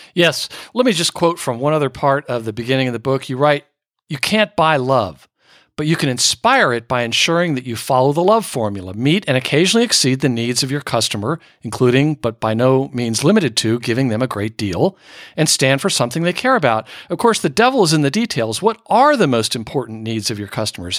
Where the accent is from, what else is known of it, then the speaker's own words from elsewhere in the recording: Northern Virginia, United States; moved away; also born or lived in Manhattan; as a kid growing up in Northern Virginia